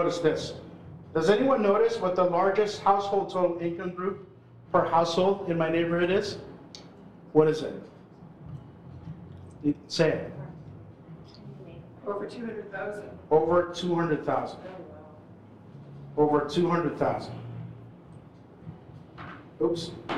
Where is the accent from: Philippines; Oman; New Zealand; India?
Philippines; now in Toronto, Canada; I'm Filipino